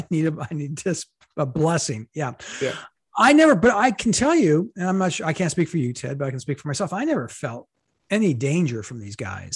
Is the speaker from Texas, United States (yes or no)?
no; Madison, Wisconsin, United States; I went to junior high and high school in Madison, Wisconsin.